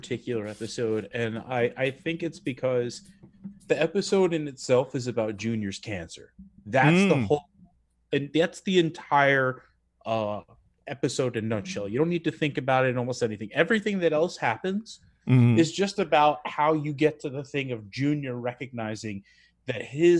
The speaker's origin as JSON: {"language": "English", "town": "New York City", "region": "New York", "country": "United States", "tie": "born or raised there", "also_born_or_lived": "Brooklyn", "said": "I grew up on Staten Island."}